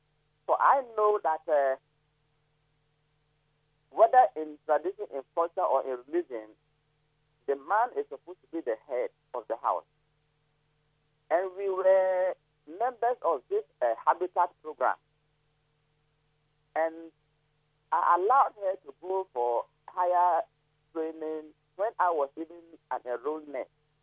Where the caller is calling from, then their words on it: Zebilla, Upper East, Ghana; I'm calling from Zebla, Upper East Region.